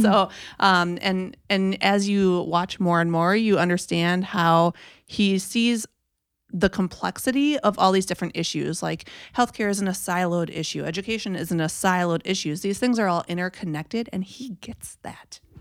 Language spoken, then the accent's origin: English; Minnesota, United States; I am from Suan's wonderful state of Minnesota, born and raised.